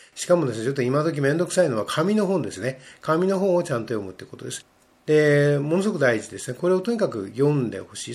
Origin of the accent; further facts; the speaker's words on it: Japan; first language Japanese; 我々は日本語で育っているので